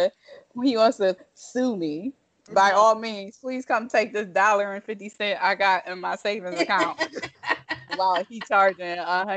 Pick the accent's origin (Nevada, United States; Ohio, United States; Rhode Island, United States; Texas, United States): Ohio, United States; Toledo; moved away; also born or lived in Detroit, Michigan; The part of Ohio I'm actually from is Toledo.